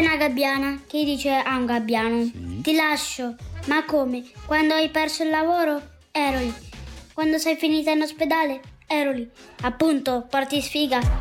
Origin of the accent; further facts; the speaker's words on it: Perugia, Umbria, Italy; Vengo da Perugia e ho otto anni.